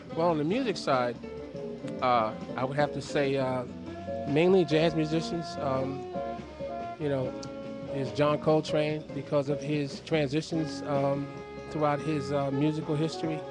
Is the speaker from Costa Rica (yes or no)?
yes; Costa Rica; I was born in Costa Rica